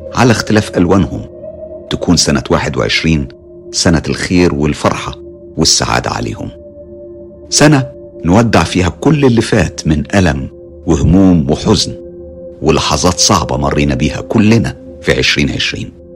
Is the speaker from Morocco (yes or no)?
yes; Morocco; من المغرب